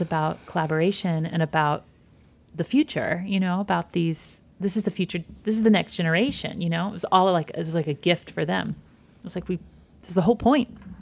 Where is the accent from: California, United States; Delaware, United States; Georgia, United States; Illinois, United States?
Georgia, United States; moved away; also born or lived in Michigan; I grew up in Georgia and small towns in Georgia and then moved to suburbs of Michigan.